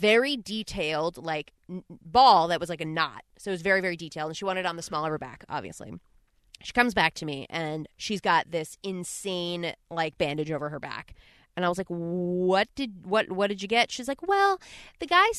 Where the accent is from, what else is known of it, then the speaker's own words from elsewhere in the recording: Harrington Park, New Jersey, United States; moved away as an adult; also born or lived in Boston; moved from Harrington Park, New Jersey, tiny little town, and I moved to Boston